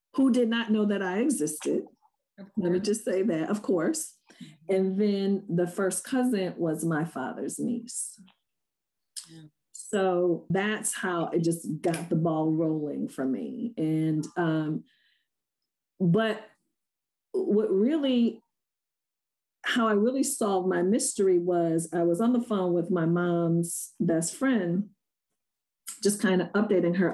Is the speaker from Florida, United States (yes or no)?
no; Rochester, New York, United States; I was born and raised in Rochester